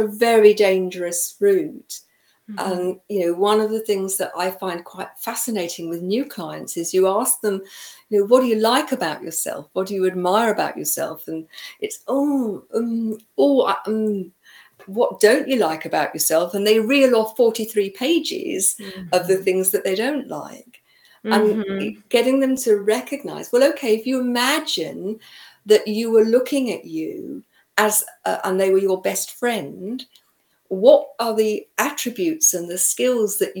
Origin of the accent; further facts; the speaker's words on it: United Kingdom; I come from the UK